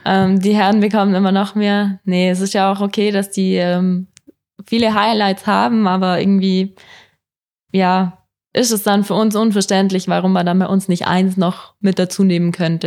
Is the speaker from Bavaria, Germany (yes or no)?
yes; Oberstdorf, Bavaria, Germany; da, wo ich angefangen habe, wo ich aufgewachsen bin